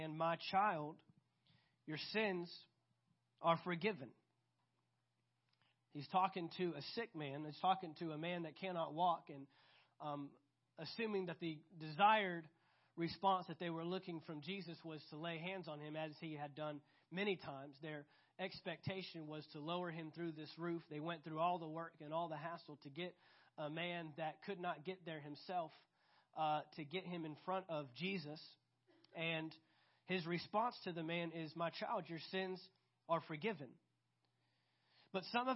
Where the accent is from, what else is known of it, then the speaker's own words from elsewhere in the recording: United States; I'm proud to be an American